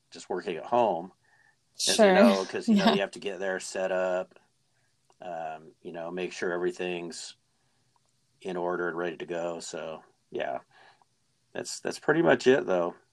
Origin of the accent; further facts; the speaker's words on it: Arizona, United States; I am from Arizona originally.